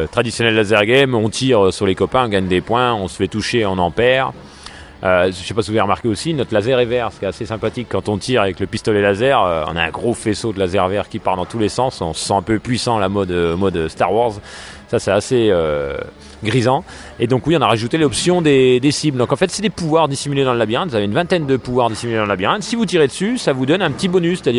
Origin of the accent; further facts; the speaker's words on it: Dijon, Bourgogne-Franche-Comté, France; Donc euh, nous on est originaire de Dijon, on a déjà des, des, beaux complexes de loisirs à